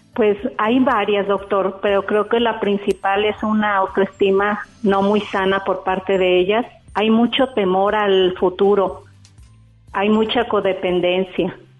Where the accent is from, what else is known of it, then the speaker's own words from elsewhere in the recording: Guadalajara, Jalisco, Mexico; soy de Guadalajara.